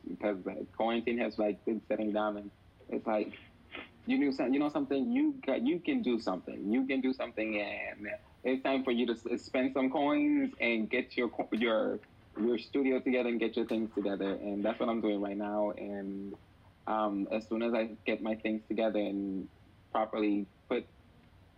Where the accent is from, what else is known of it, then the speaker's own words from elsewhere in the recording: Puerto Rico; moved away; also born or lived in Ponce, Puerto Rico / Patillas, Puerto Rico; I am originally from Puerto Rico. I was born in Ponce, Puerto Rico. Although I lived my baby years in Patillas